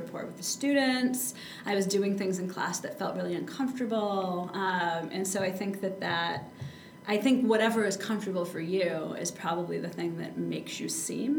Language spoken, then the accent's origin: English; Traverse City, Michigan, United States; also born or lived in Midland, Michigan; I was actually born in Midland, and I grew up in Traverse City.